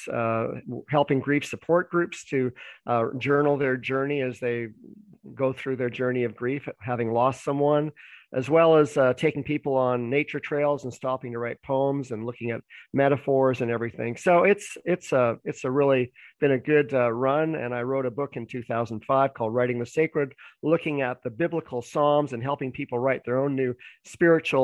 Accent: Vancouver, British Columbia, Canada; also born or lived in Toronto; Well, I was born in Vancouver, Canada.

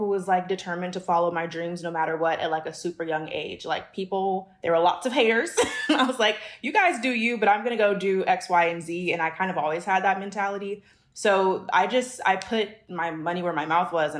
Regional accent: Los Angeles, California, United States; also born or lived in Washington, D.C.; I was born in Washington, D.C., but I grew up in L.A., kind of pretty much in the Valley.

